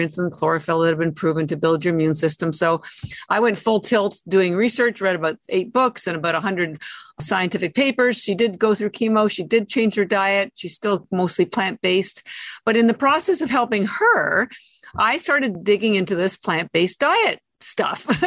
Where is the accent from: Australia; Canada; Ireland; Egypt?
Canada; moved away as an adult; now in Boston, United States; I'm Canadian, although I've lived in Boston 33 years